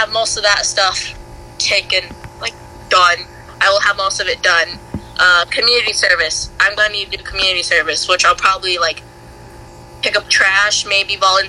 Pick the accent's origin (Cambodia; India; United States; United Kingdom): Cambodia; I was just like, "No. I'm from Cambodia."